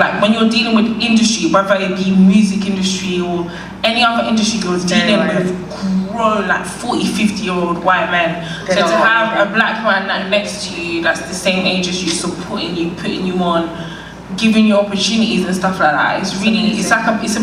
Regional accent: London, United Kingdom; I'm from Northwest

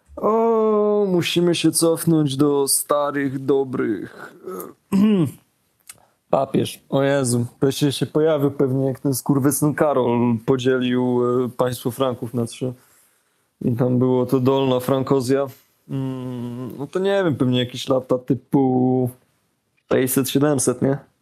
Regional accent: Poland; jestem z Polski

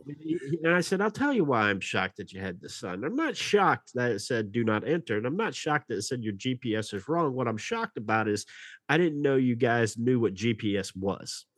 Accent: Nashville, Tennessee, United States; we're from Nashville

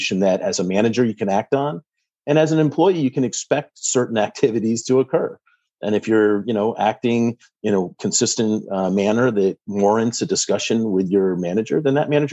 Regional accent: Vermont, United States; also born or lived in Boston, Massachusetts; now in Medfield, United States; Born and raised in Vermont, so I've got New England roots.

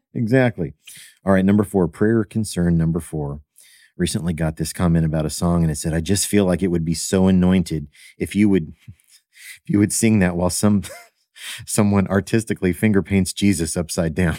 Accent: Evansville, Indiana, United States; I grew up in Evansville, Indiana

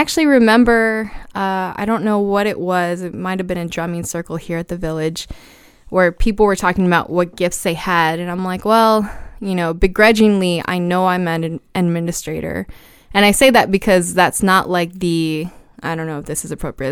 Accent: Brownsville, Texas, United States; moved away as an adult; also born or lived in Austin, Texas / Tucson, Arizona; I'm from Brownsville, Texas

